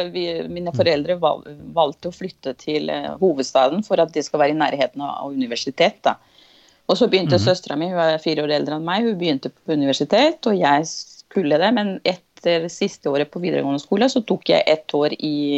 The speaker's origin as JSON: {"language": "Norwegian", "region": "Andes", "country": "Venezuela", "tie": "born or raised there", "second_language": "Norwegian", "moved": "yes", "lives_now": "Drammen, Norway", "said": "jeg er født og oppvokst i Venezuela."}